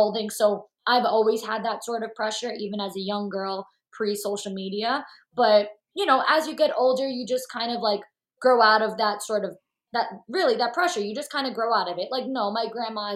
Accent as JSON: {"language": "English", "region": "New York", "country": "United States", "moved": "yes", "lives_now": "Hoboken, United States", "said": "I'm from New York. I live in Hoboken, New Jersey now"}